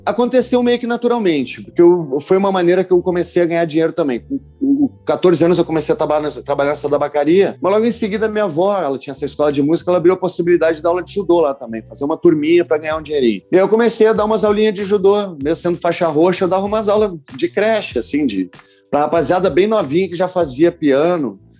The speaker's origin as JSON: {"language": "Portuguese", "town": "Porto Alegre", "region": "Rio Grande do Sul", "country": "Brazil", "said": "Eu sou do Menino Deus que é um bairro lá de Porto Alegre"}